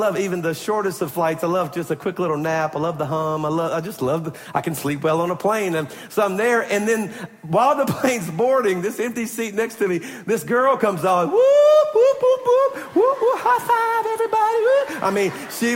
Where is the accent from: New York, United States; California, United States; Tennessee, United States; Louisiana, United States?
Louisiana, United States; Baton Rouge; moved away; Baton Rouge, my hometown